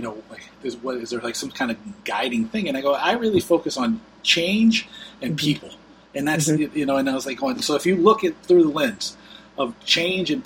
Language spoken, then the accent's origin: English; Fort Lauderdale, Florida, United States; moved away as an adult; also born or lived in Seattle; I'm a dummy from Fort Lauderdale